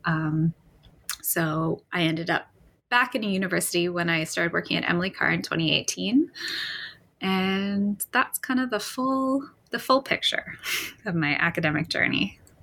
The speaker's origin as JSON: {"language": "English", "town": "Vancouver", "region": "British Columbia", "country": "Canada", "tie": "born or raised there", "said": "I was born and raised in Vancouver"}